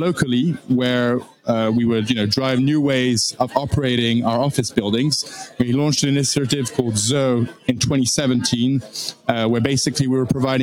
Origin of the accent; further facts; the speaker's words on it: France; moved away as an adult; also born or lived in Washington, D.C., United States; born and raised in France by a British father, a French mother